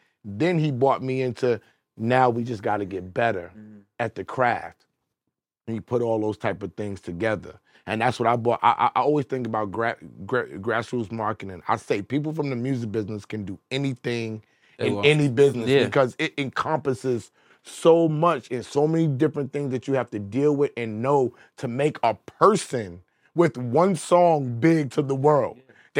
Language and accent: English; New York City, New York, United States; I always mention I'm from Queens. Yeah. Queens is a big deal for me.